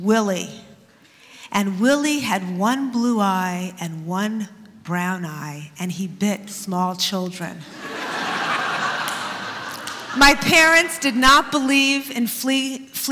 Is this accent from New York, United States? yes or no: yes; New York City, New York, United States; I grew up in Queens, and in junior high school in Queens in the 60s